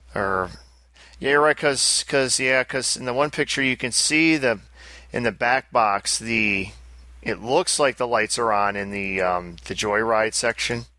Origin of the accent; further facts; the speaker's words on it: United States; as an American